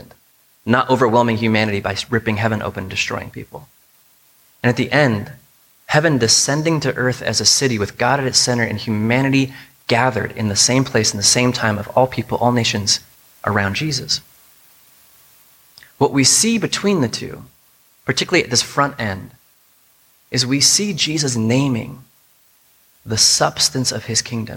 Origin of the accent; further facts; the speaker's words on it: United States; us as American Christians